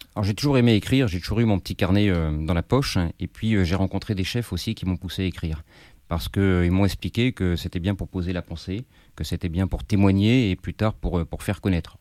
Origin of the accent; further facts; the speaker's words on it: Paris, Île-de-France, France; Je suis parisien, j'ai grandi, j'ai grandi dans Paris